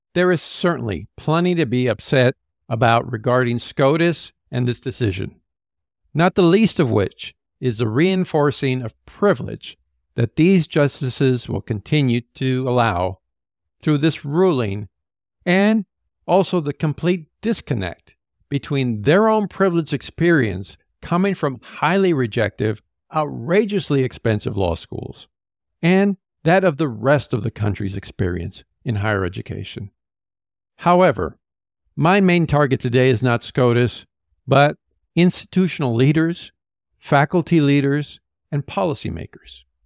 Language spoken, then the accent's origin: English; California, United States; as a Californian